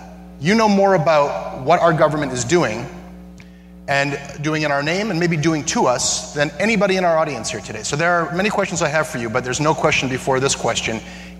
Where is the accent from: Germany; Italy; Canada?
Canada